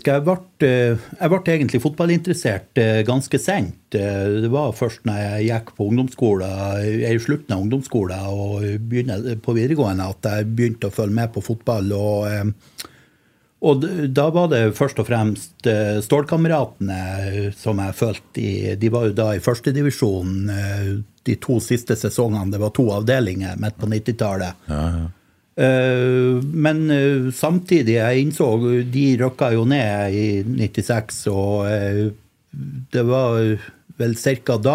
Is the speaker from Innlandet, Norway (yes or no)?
no; Mo i Rana, Nordland, Norway; now in Oslo, Norway; Jeg er på tur hjem til Rana på eh, juleferie.